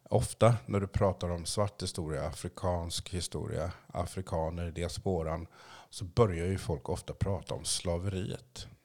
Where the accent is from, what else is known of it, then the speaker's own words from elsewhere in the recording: Haiti; Columbus kom ju först till min hemö, Haiti, Haiti, jag kan inte riktigt uttala det.